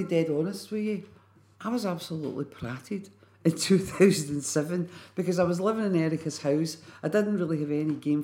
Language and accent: English; Glasgow, Scotland, United Kingdom; moved away as an adult; also born or lived in London / Edinburgh / Berlin; I come from Pollock, and at the end of my road in Pollock was Leverndale Psychiatric Hospital